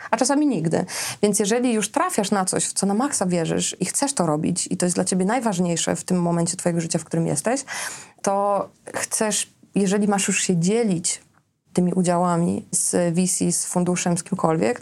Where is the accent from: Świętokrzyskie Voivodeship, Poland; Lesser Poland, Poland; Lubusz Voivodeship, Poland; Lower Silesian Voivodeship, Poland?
Lower Silesian Voivodeship, Poland; Srebrna Góra; moved away; Ja pochodzę ze wsi, z miejscowości, która nazywa się Srebrna Góra, tam jest 600 mieszkańców